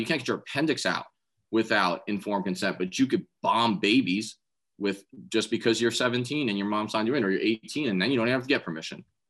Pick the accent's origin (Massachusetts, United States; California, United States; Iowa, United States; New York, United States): New York, United States; New York City; I grew up in Staten Island